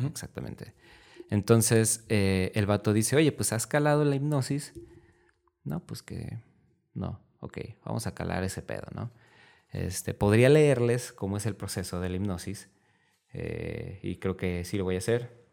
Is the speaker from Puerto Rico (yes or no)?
no; Mexico; así somos mexicanos